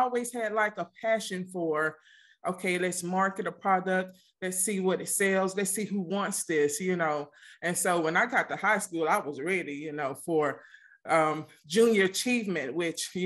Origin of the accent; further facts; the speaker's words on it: Mississippi, United States; moved away; I'm from the country. I'm actually originally from Mississippi